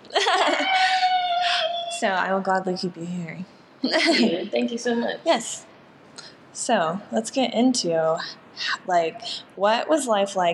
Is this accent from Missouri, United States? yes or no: no; Virginia, United States; moved away as an adult; now in San Angelo, United States; I am from Virginia, 757 area.